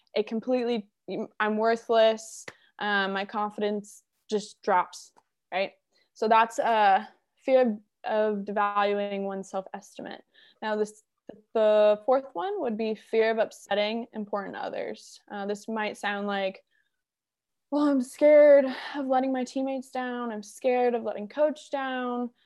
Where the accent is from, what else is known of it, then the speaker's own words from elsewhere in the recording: Wellington, Florida, United States; I grew up in South Florida, West Palm Beach, Wellington area